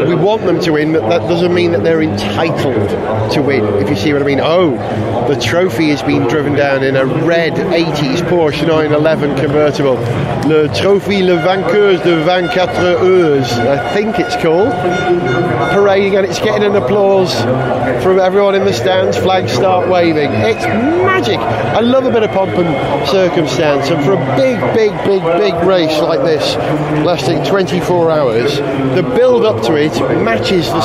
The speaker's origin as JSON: {"language": "English", "region": "Wales", "country": "United Kingdom", "said": "as a Welshman"}